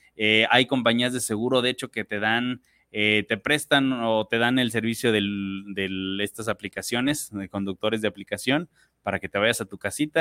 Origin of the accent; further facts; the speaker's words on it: Mexico; nosotros como mexicanos